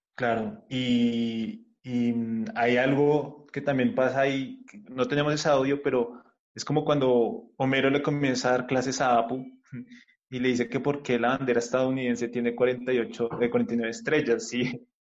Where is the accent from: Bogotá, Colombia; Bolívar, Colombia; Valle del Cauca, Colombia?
Bogotá, Colombia; los que somos de Bogotá